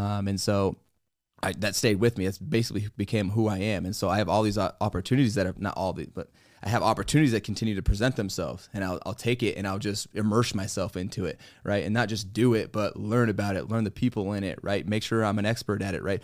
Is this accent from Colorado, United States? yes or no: yes; Colorado, United States; I'm from Colorado